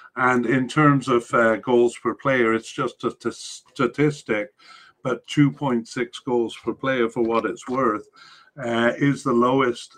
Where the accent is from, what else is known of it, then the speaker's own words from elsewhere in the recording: Canada; as a Canadian